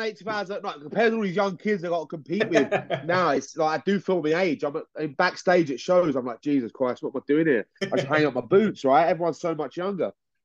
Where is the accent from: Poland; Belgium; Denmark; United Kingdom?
United Kingdom; I reckon we're just victims of geography, that people just see we're from the UK. We're British, so automatically we're just pegged down a couple of like layers.